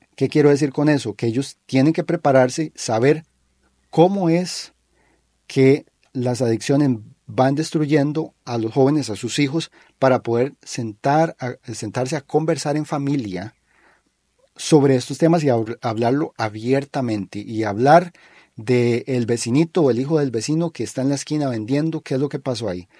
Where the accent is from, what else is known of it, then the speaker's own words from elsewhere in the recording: Costa Rica; nosotros, como costarricenses